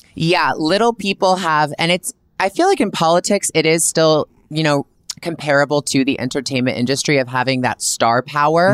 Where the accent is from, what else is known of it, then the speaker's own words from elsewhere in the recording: Canada; I'm a Canadian girl